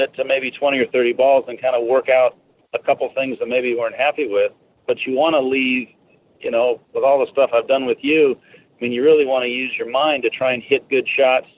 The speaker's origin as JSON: {"language": "English", "town": "Seattle", "region": "Washington", "country": "United States", "moved": "yes", "lives_now": "Orlando, United States", "said": "I'm originally from the Seattle area"}